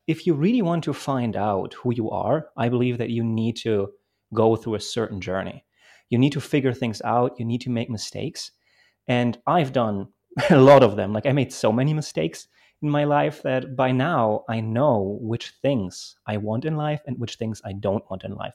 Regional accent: Bremen, Germany; English is a second language; also born or lived in Poland; I grew up in Germany

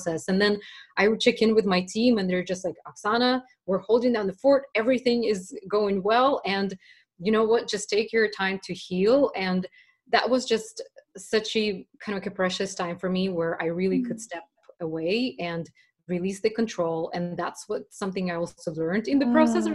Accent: Russia; moved away; I was raised back in Russia at the very end of the Soviet times

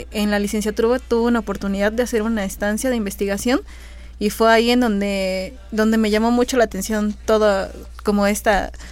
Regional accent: Ciudad Mendoza, Veracruz, Mexico; Eh, soy proveniente de Ciudad Mendoza.

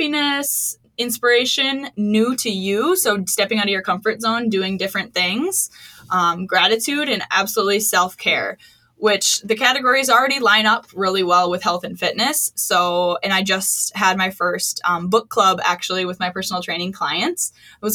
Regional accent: Wisconsin, United States; now in Minnesota, United States; I grew up in Wisconsin. I knew what I was getting into moving to Minnesota.

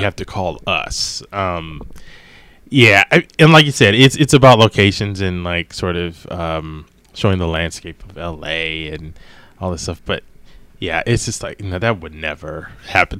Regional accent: East Coast, United States; now in Los Angeles, United States; growing up on the East Coast

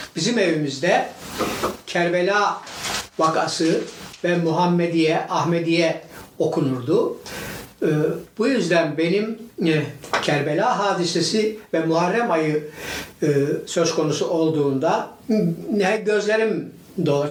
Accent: Divriği, Sivas Province, Turkey; now in Istanbul, Turkey; Divriğinin Kırkgöz köyünde doğmuşum.

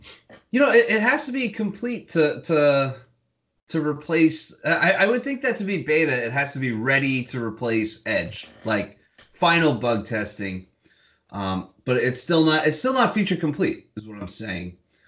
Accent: United States; as an American

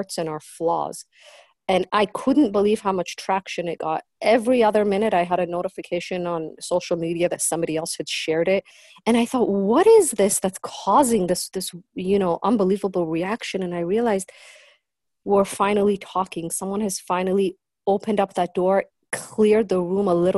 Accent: Southern California, United States; also born or lived in Iran; I was born in Iran, as your intro said, and I came to this country when I was 7, and we started all over. We were refugees. And we joined a community of tens and of thousands of Persian Jewish refugees in Southern California

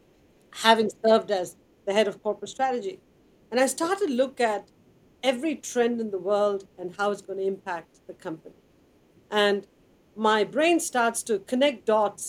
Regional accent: Chennai, Tamil Nadu, India; moved away; I grew up in Madras in India, which is water distressed.

